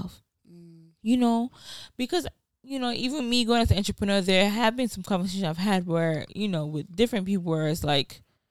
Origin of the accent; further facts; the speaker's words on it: Nigeria; also born or lived in Rhode Island, United States; now in United States; originally from Nigeria. Quite all right. But America-wise, Rhode Island is where, like, when I first came from Nigeria, it was Rhode Island